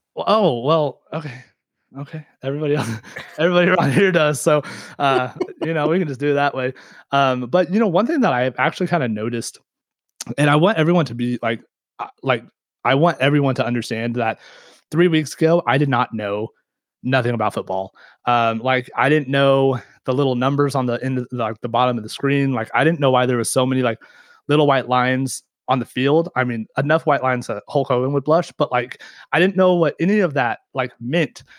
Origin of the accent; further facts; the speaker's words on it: Kansas, United States; I'm from Kansas